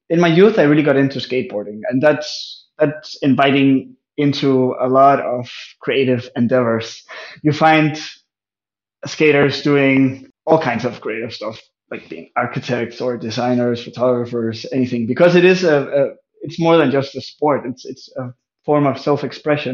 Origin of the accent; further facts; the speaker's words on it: just outside Aarhus, Central Denmark Region, Denmark; I was born in 1990 in Denmark, uh, just outside of the second largest city called Aarhus